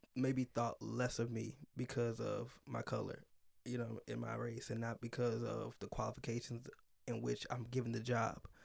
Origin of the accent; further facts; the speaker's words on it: Chicago, Illinois, United States; I grew up, up north in Chicago, mostly outside of Chicago, so, like, in the suburbs area